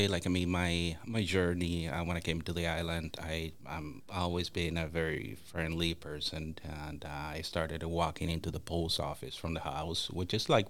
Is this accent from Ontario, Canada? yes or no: yes; Toronto, Ontario, Canada; Now, keep in mind, growing up in Toronto, that usually doesn't happen.